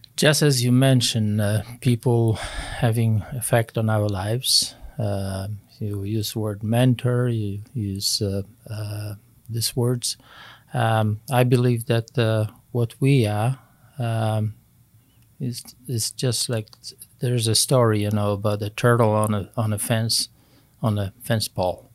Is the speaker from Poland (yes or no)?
yes; Poland; moved away as an adult; I grew up in Poland, was born and raised in Poland